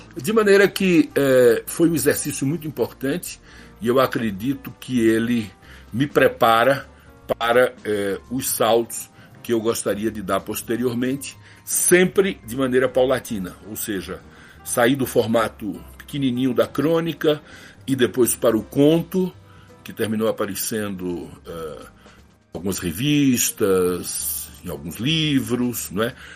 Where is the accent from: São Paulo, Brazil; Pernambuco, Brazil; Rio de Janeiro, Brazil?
Pernambuco, Brazil; Recife; accent: Nordestino; moved away; also born or lived in Garanhuns, Pernambuco; Eu sou nascido em Garanhuns, no agreste meridional de Pernambuco, a 240 quilômetros de Recife, uma cidade a quase mil metros de altura, bastante fria, bastante agradável, muito prazerosa, mas eu cresci na cidade do Recife